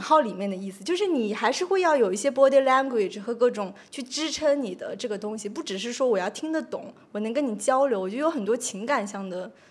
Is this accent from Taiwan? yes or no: no; Shanghai, China; 我是从上海来的